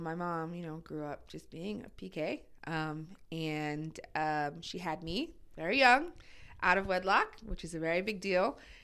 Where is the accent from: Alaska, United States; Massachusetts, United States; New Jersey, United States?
New Jersey, United States; moved away as an adult; also born or lived in Brooklyn, New York / New York City; now in New York, United States; I grew up in Jersey. I was actually born in Brooklyn.